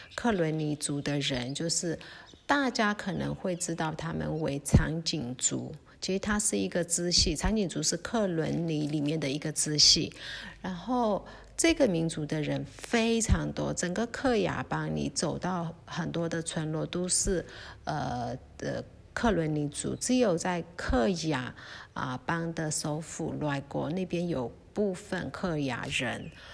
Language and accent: Chinese; Lashio, Shan State, Myanmar; 我自己是上班长大的